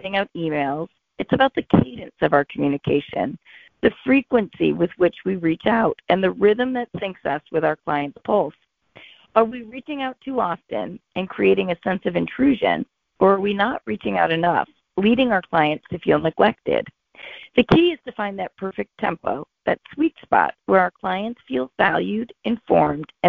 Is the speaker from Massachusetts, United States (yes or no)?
yes; Boston, Massachusetts, United States; calling in from Boston, Massachusetts.